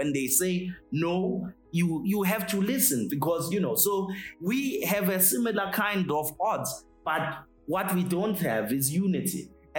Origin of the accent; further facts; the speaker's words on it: South Africa; I think of myself as a South African, you are a Nigerian, and in this way, we are trying to get the best deal with China.